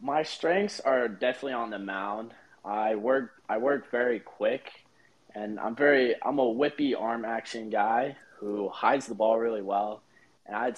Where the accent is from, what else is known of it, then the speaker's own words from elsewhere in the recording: Las Vegas, Nevada, United States; So I'm from Las Vegas, Nevada. I go to Foothill High School